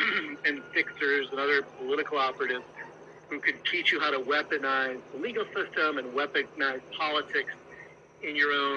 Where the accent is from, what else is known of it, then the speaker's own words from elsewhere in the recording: Midwest, United States; moved away; I grew up in the Midwest